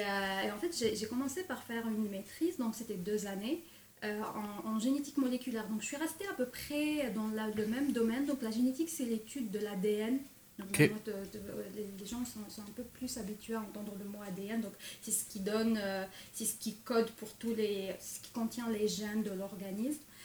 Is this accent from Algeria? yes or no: yes; Algeria; moved away as an adult; also born or lived in France; now in Quebec, Canada; je suis née en Algérie... C'est en nord de l'Afrique